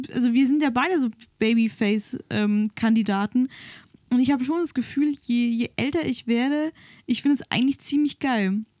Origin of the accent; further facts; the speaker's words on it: the South, Southern Germany, Germany; now in Berlin, Germany; bei uns im Süden